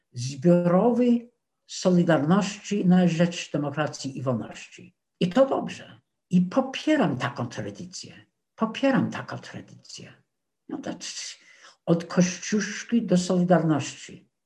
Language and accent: Polish; United States; Polish is a second language; moved away; also born or lived in Warsaw; jako Amerykanin